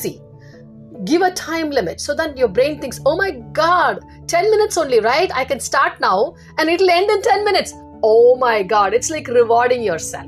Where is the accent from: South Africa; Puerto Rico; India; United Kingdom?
India; now in United States; in India, I grew up in India